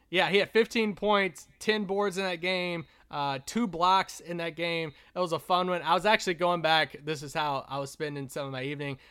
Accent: Kentucky, United States; growing up in Kentucky

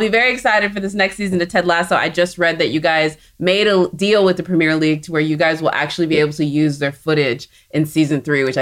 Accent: Texas, United States; I'm from Texas

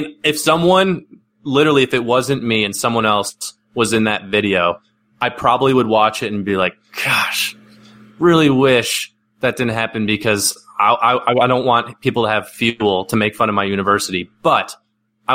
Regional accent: Chicago, Illinois, United States; I'm from Chicago

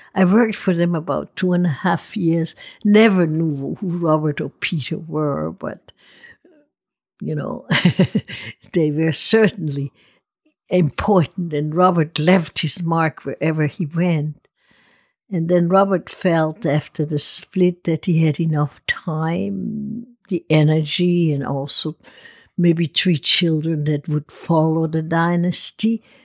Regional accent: Lago Maggiore, Ticino, Switzerland; moved away as an adult; also born or lived in Spokane, Washington / Okinawa, Japan / Cincinnati, Ohio / Puerto Rico; now in Napa Valley, United States; I grew up on the Lago Maggiore, which is an Italian part of Switzerland in the Canton Ticino

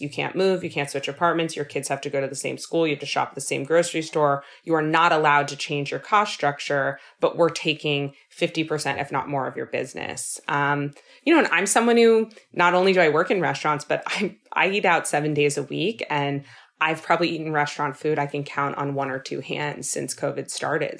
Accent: Los Angeles, California, United States; now in New York, United States; born and raised in Los Angeles

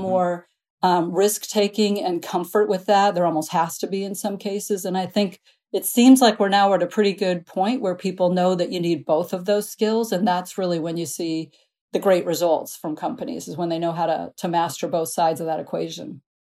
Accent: Midwest, United States; I grew up in the Midwest

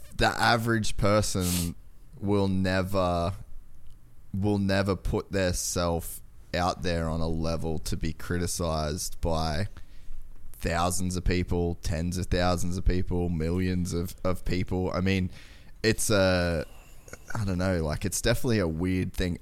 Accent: Cairns, Queensland, Australia; moved away as an adult; I grew up in Cairns, Aus-, like, so way far north Queensland

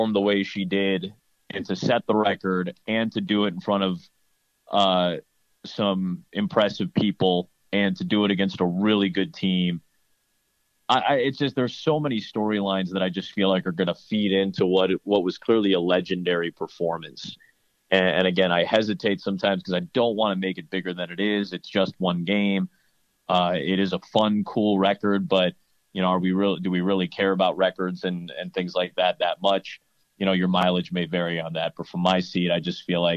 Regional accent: Chicago, Illinois, United States; I grew up in Chicago

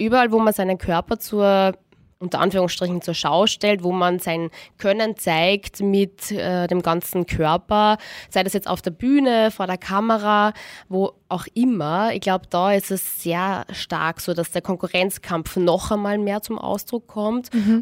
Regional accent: Austria; bei uns in Österreich

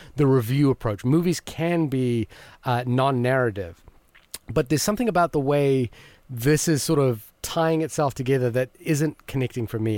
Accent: Fiji; I was born in Fiji

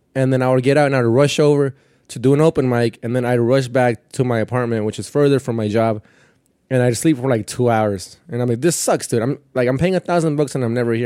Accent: Perris, California, United States; first language Spanish; English is a second language; moved away as an adult; also born or lived in Mexico; now in Queens, New York, United States; I'm from Paris, from Paris, California, which is like, probably like almost two hours from Mexico

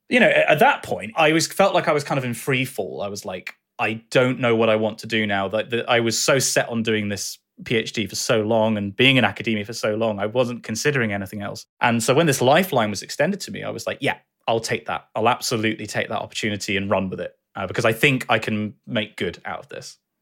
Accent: Bath, South West England, United Kingdom; also born or lived in Dartmouth; I moved back to quite close to my childhood home in Bath.

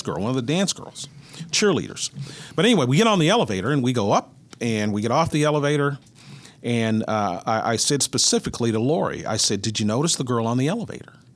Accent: Mineral Wells, Texas, United States; moved away as an adult; now in Kansas City, United States; I grew up in Mineral Wells, Texas, which is about ninety minutes from the, I mean, North Central Texas

